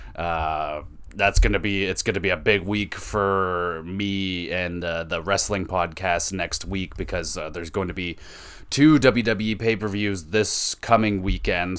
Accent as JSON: {"language": "English", "country": "Canada", "said": "I'm not from Toronto, but I'm Canadian"}